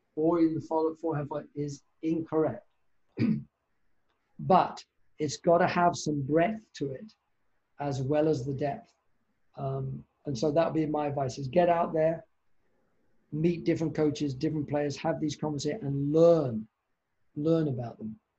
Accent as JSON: {"language": "English", "country": "United Kingdom", "also_born_or_lived": "Canada", "moved": "yes", "lives_now": "Boston, United States", "said": "I'm a Brit"}